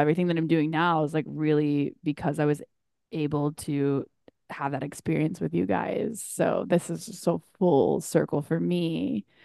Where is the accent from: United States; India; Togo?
United States; North Carolina; now in Chicago, United States; back at home in North Carolina